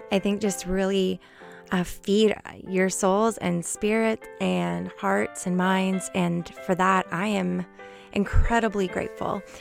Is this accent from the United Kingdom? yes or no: no; Canada; we're both from Canada.